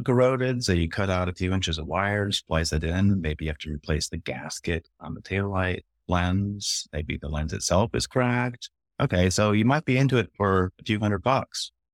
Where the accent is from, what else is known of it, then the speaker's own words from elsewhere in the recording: Berkeley, California, United States; I grew up in Berkeley